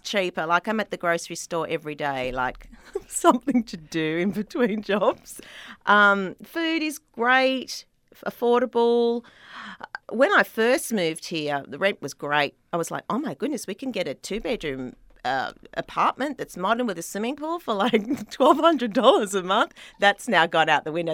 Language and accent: English; Sydney, New South Wales, Australia; accent: Australian; moved away as an adult; now in Los Angeles, United States; I was born in Sydney